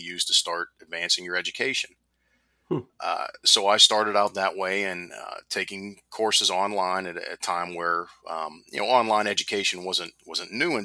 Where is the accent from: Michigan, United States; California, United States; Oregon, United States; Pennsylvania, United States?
Pennsylvania, United States; Pittsburgh; now in Myrtle Beach, United States; I grew up in Pittsburgh